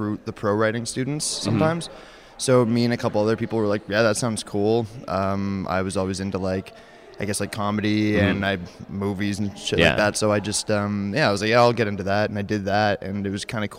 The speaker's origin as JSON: {"language": "English", "town": "Moncton", "region": "New Brunswick", "country": "Canada", "moved": "as an adult", "lives_now": "Ottawa, Canada", "said": "I was from Moncton"}